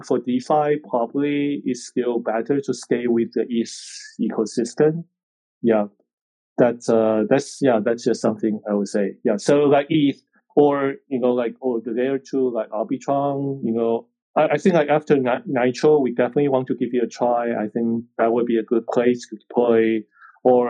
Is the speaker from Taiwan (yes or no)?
yes; Taiwan; I'm from Taiwan